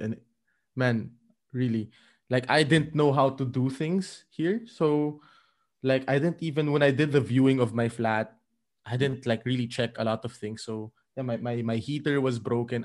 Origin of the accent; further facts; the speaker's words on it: Philippines; moved away as an adult; I am originally from the Philippines, and I moved to Europe around, um, three and a half years ago